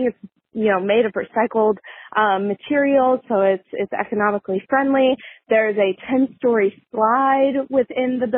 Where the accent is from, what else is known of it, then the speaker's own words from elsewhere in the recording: near St. Louis, Missouri, United States; I grew up near St. Louis